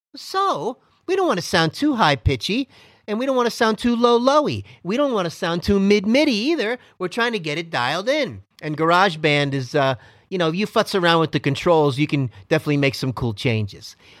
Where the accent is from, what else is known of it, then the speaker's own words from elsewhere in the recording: Miami, Florida, United States; I am from Miami, Florida